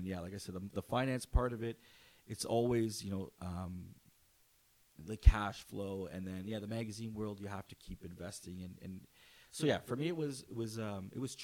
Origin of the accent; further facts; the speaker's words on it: Canada; I take a lot of pride in being Canadian